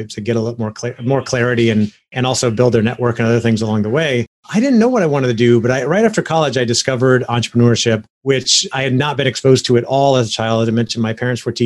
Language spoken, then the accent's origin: English; Orlando, Florida, United States; I grew up in Orlando, Florida, born and raised.